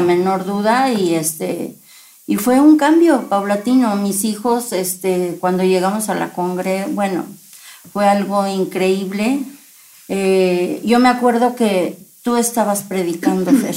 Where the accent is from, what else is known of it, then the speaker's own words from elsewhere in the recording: Veracruz, Mexico; yo soy de Veracruz